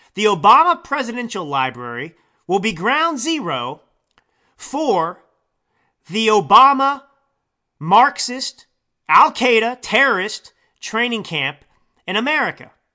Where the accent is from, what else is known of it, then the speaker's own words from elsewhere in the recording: Texas, United States; now in California, United States; I, uh, live in California, but I was born and raised in Texas. I am a Texan.